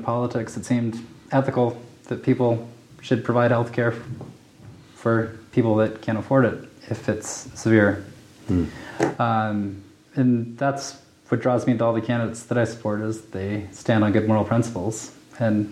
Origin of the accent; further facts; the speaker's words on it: Belt, Montana, United States; also born or lived in San Antonio, Texas / Missoula, Montana; I was originally born in San Antonio. Then my mom moved to Missoula, and then we moved a few more places, Montana, but I claim to be from Belt, Montana.